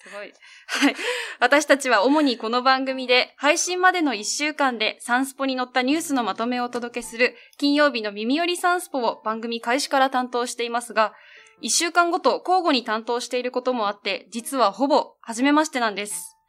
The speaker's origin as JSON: {"language": "Japanese", "region": "Kumamoto", "country": "Japan", "said": "熊本県です。"}